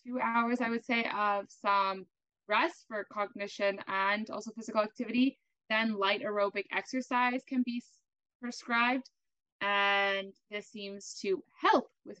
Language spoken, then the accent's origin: English; Canada; now in Germany; I'm a Canadian, which is pretty cool, but living in Germany, both of us living in Germany, actually